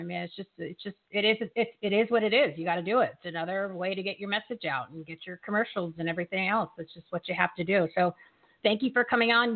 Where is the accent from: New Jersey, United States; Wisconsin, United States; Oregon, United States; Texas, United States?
New Jersey, United States; Bridgewater; I'm from Bridgewater.